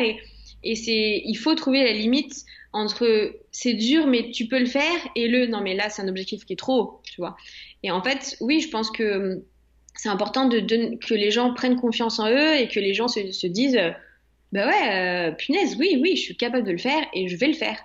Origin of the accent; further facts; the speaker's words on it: France; je suis française à 100%